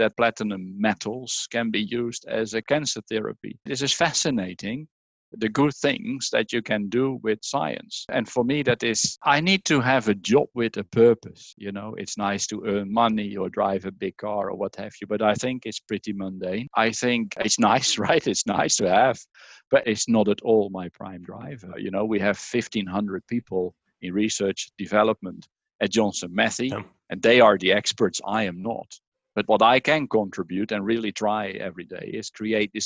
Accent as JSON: {"language": "English", "country": "Netherlands", "also_born_or_lived": "Norwich, United Kingdom", "second_language": "English", "moved": "as an adult", "said": "Leiden University in the Netherlands, my home country, as you can hear"}